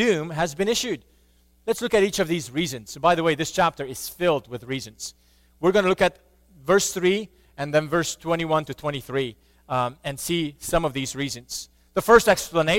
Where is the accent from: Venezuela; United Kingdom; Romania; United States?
Romania; I grew up in Romania, and while I was little, communism was still around